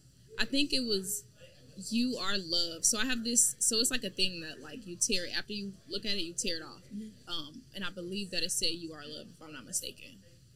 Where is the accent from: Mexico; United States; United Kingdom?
United States; Houston, Texas; I'm from Houston. So I'm from Houston, Texas, for all you guys watching. But specifically for the people that are from Houston, I'm from Ridgemont. So I'm from Ridgemont Heights.